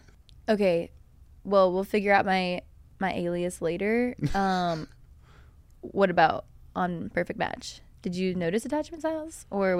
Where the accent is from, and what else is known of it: Virginia, United States